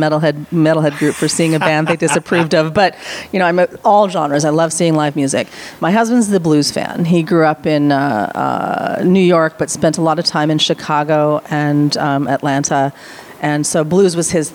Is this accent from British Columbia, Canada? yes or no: yes; Vancouver, British Columbia, Canada; now in United States; I'm Canadian American. Okay. I grew up in Vancouver, BC.